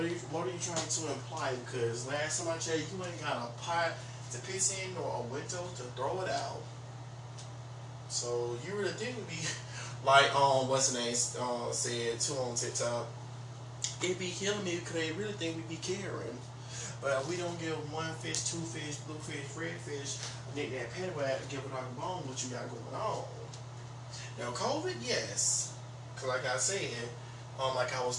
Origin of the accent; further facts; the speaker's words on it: Thomaston, Georgia, United States; I'm born and raised in Thomaston